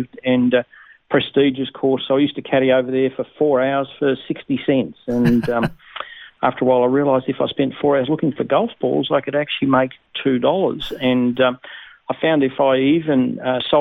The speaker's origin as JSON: {"language": "English", "town": "Kingston", "region": "Tasmania", "country": "Australia", "tie": "born or raised there", "also_born_or_lived": "Netherlands", "said": "I was born in Holland, and my parents migrated to Tasmania when I was five. So I was brought up really in Tasmania and in a place called Kingston"}